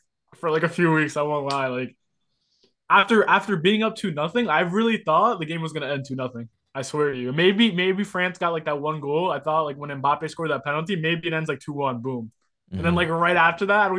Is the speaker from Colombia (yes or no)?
yes; Colombia; now in New Jersey, United States; I'm from Colombia